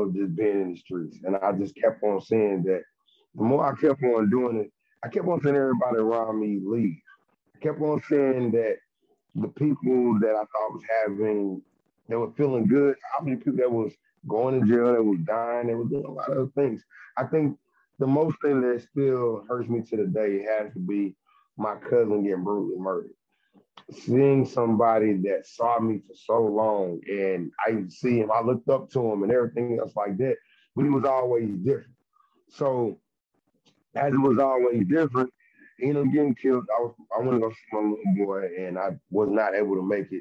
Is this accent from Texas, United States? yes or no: yes; Texas, United States; I'm from Texas.